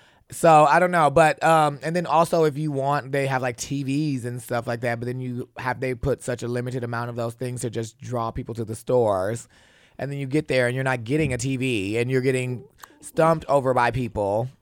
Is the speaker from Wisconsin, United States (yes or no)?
yes; Milwaukee, Wisconsin, United States; I'm from the Midwest, upper Midwest, Milwaukee, honey, where it is like freezing cold.